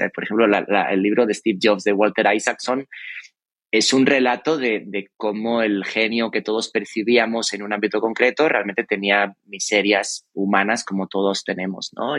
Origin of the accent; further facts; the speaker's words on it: Cáceres, Extremadura, Spain; yo que soy de Cáceres, de Extremadura